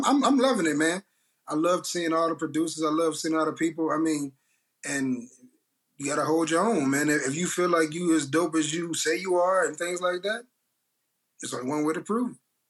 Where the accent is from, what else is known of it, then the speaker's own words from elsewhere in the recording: East Chicago, Indiana, United States; moved away as an adult; now in Memphis, United States; I'm from East Chicago, man. We grew up on house music